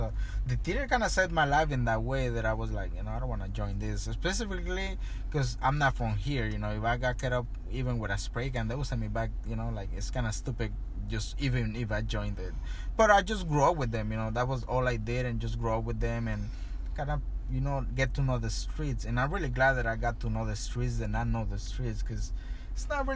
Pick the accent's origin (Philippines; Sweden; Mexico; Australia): Mexico; Tijuana, Baja California; now in Los Angeles, United States; I grew up and was born in Tijuana.